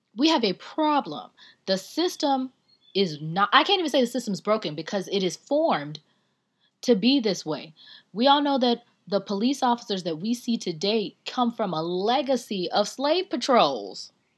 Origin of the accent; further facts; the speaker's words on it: the South, United States; I'm from the South.